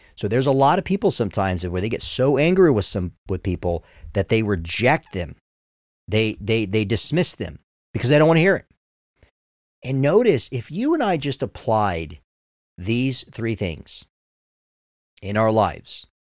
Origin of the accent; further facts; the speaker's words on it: United States; I'm an American